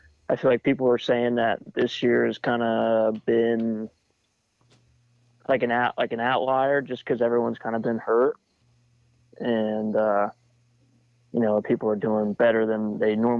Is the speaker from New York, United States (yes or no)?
no; Pennsylvania, United States; I grew up in Pennsylvania